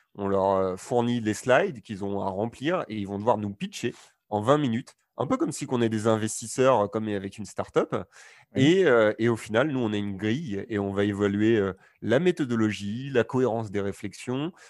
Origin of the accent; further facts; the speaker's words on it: Normandy, France; je suis originaire de, de Normandie